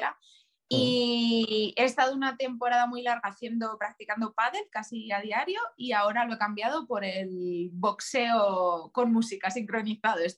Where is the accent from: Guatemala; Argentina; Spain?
Spain; Extremadura; ir, a mi pueblo, mis, padres viven en un pueblo muy, muy, muy chiquitito de, de Cáceres, y cada vez